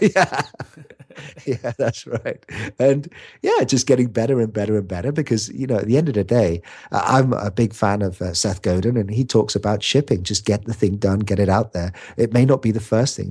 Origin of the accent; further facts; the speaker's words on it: United Kingdom; I'm a Brit. I'm a scrawny little Brit